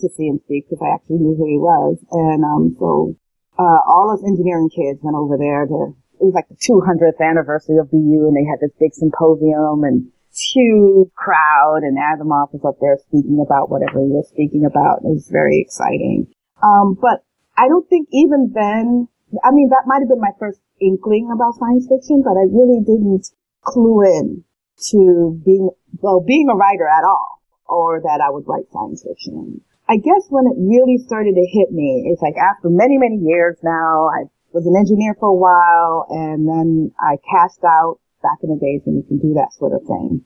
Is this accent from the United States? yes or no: yes; Cambridge, Massachusetts, United States; I grew up in Cambridge, Mass